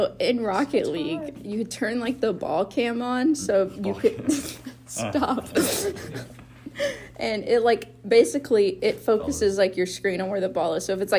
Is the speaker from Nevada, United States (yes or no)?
no; South Georgia, United States; moved away; I lived in South Georgia.